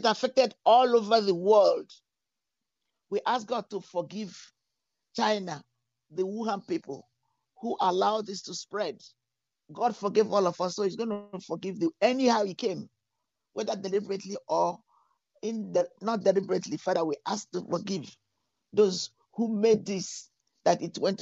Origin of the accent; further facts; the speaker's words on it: Nigeria; now in Europe; I'm from Nigeria